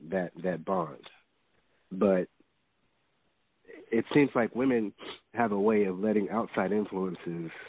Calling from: Houston, Texas, United States; from from Houston.

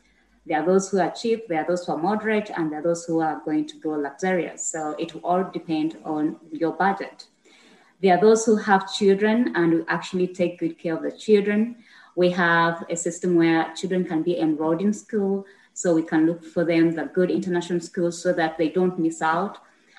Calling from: Uganda; I'm coming in from Expat Assist Uganda. I'm happy to be here. Thanks for accepting my invitation. Yes, I reached out because I believe I have something great to share with the rest of the world, especially coming in down here from Uganda.

